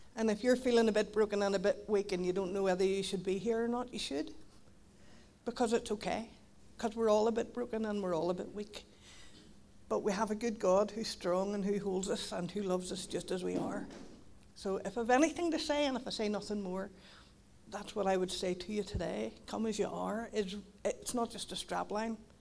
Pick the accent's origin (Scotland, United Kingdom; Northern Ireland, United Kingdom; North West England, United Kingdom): Northern Ireland, United Kingdom; Donaghadee; moved away as an adult; now in Carrickfergus, United Kingdom; I'm from Donaghadee, but I, I moved to Carrick thirteen years ago